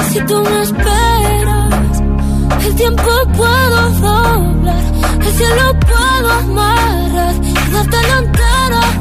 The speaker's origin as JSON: {"language": "Spanish", "town": "Almagro", "region": "Castilla-La Mancha", "country": "Spain", "said": "de Almagro."}